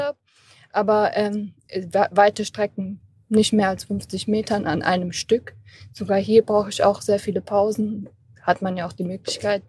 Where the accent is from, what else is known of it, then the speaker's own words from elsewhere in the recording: Kassel, Hesse, Germany; ich komme aus Kassel